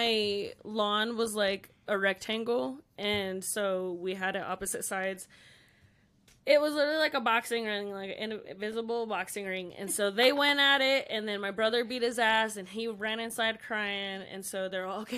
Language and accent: English; Pueblo, Colorado, United States; Born and raised Pueblo, Colorado